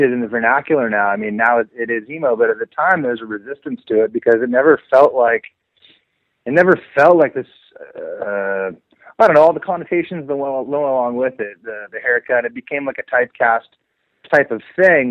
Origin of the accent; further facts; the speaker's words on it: Seattle, Washington, United States; growing up in Seattle